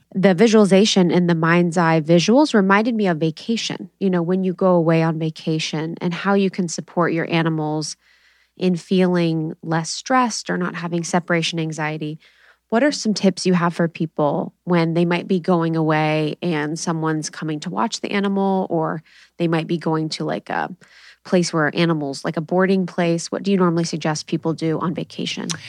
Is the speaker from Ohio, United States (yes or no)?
yes; Ohio, United States; now in California, United States; I'm from Ohio